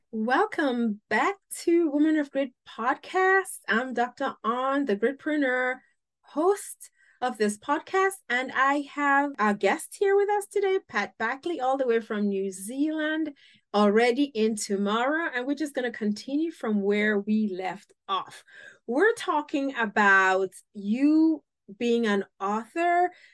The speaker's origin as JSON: {"language": "English", "country": "Cameroon", "said": "I'm from Africa, Cameroon specifically"}